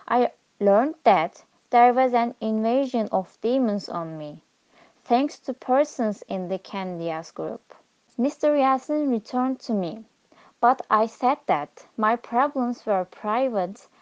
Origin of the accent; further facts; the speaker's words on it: Diyarbakir, Diyarbakır Province, Turkey; I am from Diyarbakir